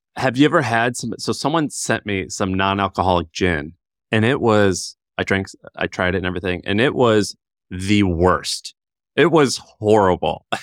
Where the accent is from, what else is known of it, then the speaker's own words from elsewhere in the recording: Missouri, United States; moved away; I'm from Missouri